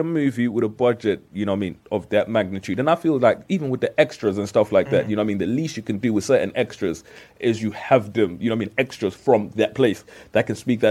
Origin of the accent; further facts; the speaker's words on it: Nigeria; I'm from Nigeria.